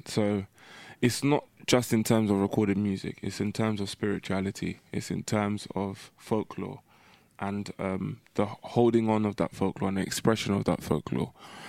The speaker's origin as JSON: {"language": "English", "region": "London", "country": "United Kingdom", "tie": "born or raised there", "said": "being from the diaspora, being born here, but of West African heritage"}